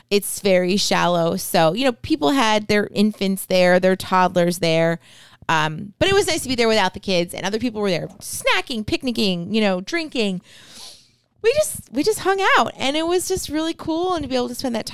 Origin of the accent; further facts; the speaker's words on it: New Hampshire, United States; born there; But yeah, I mean, I was born in New Hampshire. I have tons of family there.